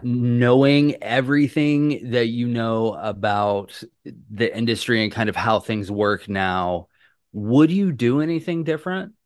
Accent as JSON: {"language": "English", "town": "Atlanta", "region": "Georgia", "country": "United States", "said": "I am from Atlanta, Georgia"}